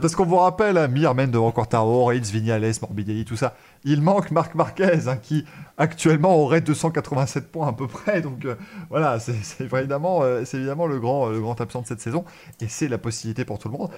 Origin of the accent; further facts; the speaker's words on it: France; en tant que Français